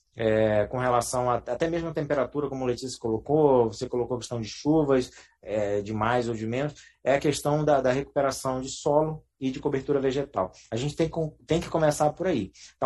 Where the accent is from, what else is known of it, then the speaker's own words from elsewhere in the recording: Pará, Brazil; moved away; principalmente no Pará, ali na cidade onde eu nasci e me criei